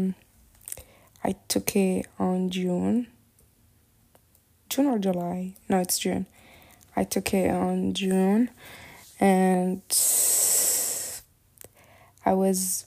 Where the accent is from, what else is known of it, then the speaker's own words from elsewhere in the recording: Morocco; moved away as an adult; now in Turkey; I moved out from Morocco to Turkey for college purposes